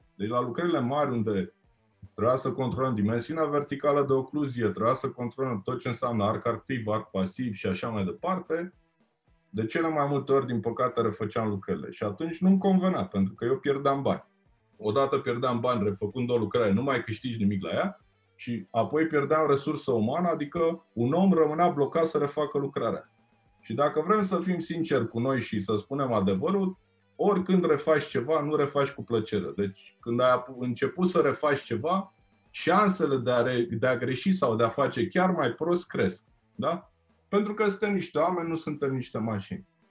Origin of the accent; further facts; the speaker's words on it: Romania; sunt din România.